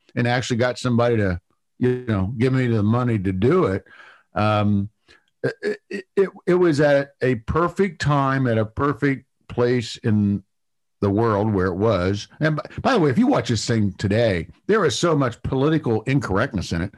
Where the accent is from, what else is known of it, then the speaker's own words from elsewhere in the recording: Ohio, United States; moved away; I'm originally from Ohio